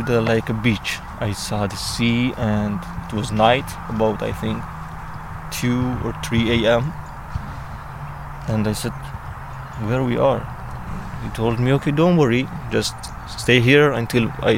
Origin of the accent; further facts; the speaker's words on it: Iran; English is a second language; moved away as an adult; now in United Kingdom; I'm from Iran. In Iran, really, I had a good life.